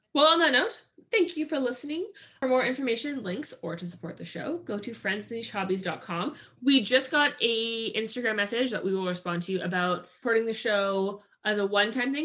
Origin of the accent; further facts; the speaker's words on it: Maple Ridge, British Columbia, Canada; we grew up in Maple Ridge, and in Maple Ridge, which is uh, outside of Vancouver